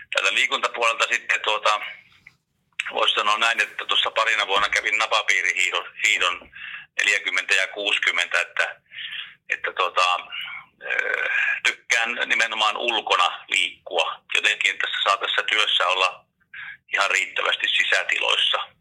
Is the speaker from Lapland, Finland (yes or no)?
no; Kuusamo, North Ostrobothnia, Finland; moved away; mä oon Kuusamasta kotosi